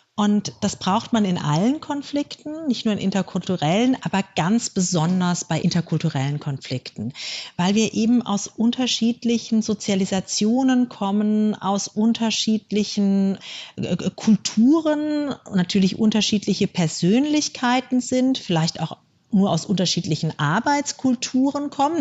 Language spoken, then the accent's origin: German; Germany; Bei uns in Deutschland